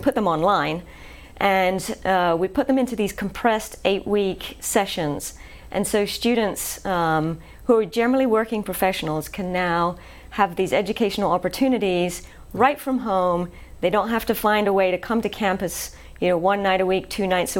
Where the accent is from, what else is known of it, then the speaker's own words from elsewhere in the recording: England, United Kingdom; moved away as an adult; now in Shreveport, United States; I'm originally from England